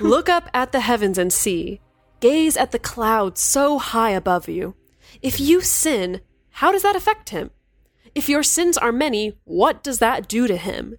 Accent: Chico, California, United States; moved away; my hometown of Chico, California

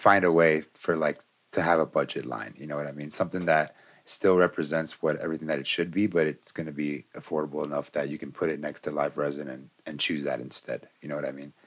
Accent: Florida, United States; now in Colorado, United States; I'm from Florida

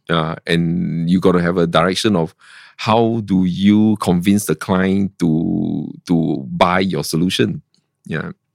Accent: Singapore; I'm from Singapore

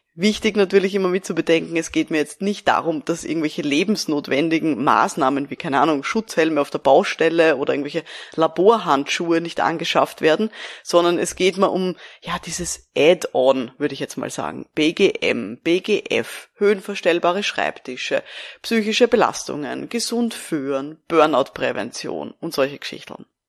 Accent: Austria; Bei uns in Österreich

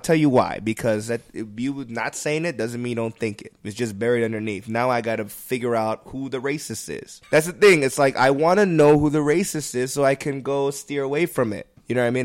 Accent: United States; I'm in this country where I've, I was born and raised and went to school

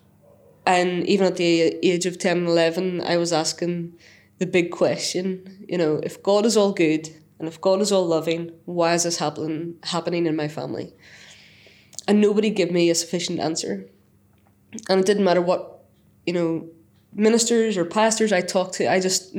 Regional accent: Northern Ireland, United Kingdom; moved away as an adult; now in Selby, United Kingdom; I'm from Northern Ireland

